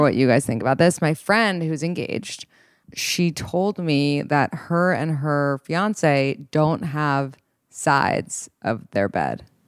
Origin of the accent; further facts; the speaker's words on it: New York City, New York, United States; I'm from New York City